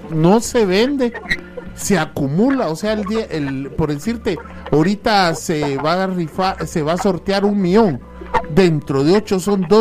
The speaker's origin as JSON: {"language": "Spanish", "country": "Guatemala", "said": "uno se anima a participar como buenos guatemaltecos solidarios"}